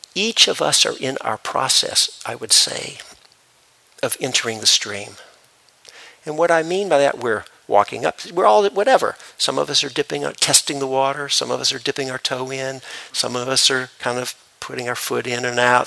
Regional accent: Memphis, Tennessee, United States; I grew up in Memphis, Tennessee

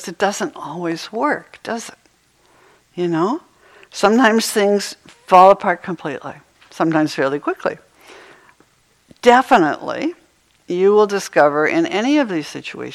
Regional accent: Maine, United States; moved away; I used to have snow days when I was growing up in Maine

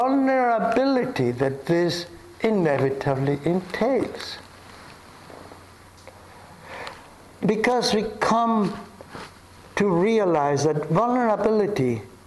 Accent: Argentina; I grew up in Argentina in such a culture

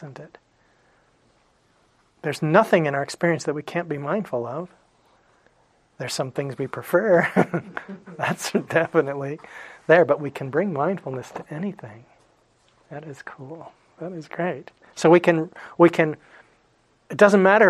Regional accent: Phoenix, Arizona, United States; When I was a kid, I grew up in Phoenix

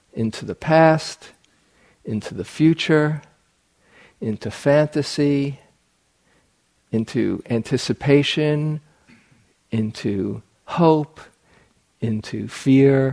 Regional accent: New York, United States; I grew up in New York where people often live in superlatives

